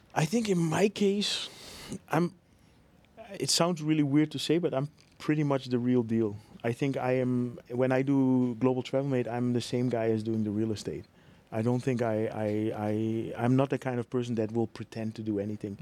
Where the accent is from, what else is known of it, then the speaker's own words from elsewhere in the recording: Netherlands; moved away as an adult; now in Bangkok, Thailand; I'm from Holland